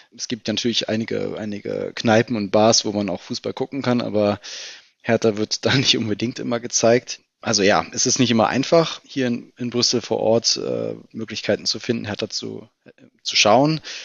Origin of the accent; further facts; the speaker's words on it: Berlin, Germany; ich bin Berliner, bin im äh, Südwesten Berlins aufgewachsen, in Steglitz-Lichterfelde